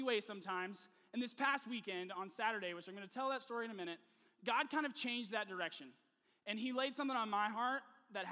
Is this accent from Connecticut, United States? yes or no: no; Nashville, Tennessee, United States; moved away as an adult; also born or lived in Texas; I am actually originally from Nashville, Tennessee, so my entire family is there, all of my friends from college, everyone I'd ever grown up with is in Tennessee